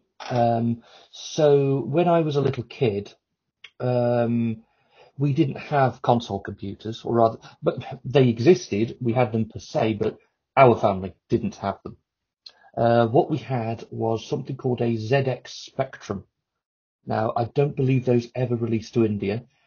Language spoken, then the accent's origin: English; Telford, West Midlands, United Kingdom; I'm from Telford, in fact, which you won't have heard of.